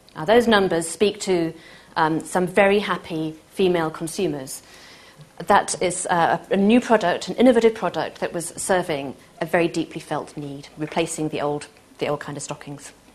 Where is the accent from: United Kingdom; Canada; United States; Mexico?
United Kingdom; Manchester, North West England; I'm from Manchester